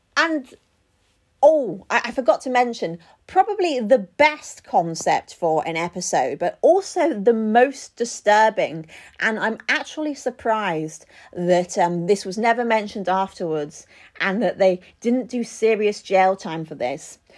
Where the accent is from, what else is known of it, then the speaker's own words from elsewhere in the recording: United Kingdom; as a Brit